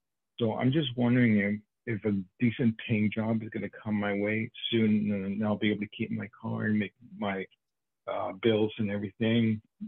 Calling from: New York, United States; I'm calling from New York. Even though it's a California number, I'm calling from New York.

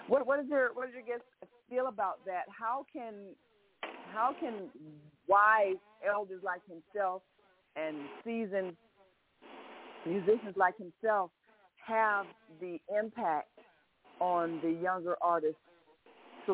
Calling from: Chicago, Illinois, United States; calling from Chicago

